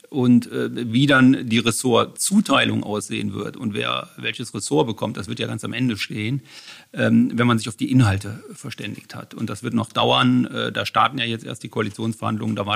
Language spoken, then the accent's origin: German; Bonn, North Rhine-Westphalia, Germany; mit Freundschaften bin ich in Bonn groß geworden. Ich fühle mich in Bonn heimisch und in Bonn verwurzelt aber ein Stück weit auch noch in Düsseldorf heimisch.